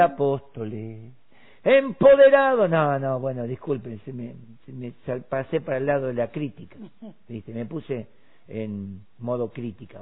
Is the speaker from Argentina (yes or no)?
yes; Argentina; los 6 millones que somos en Argentina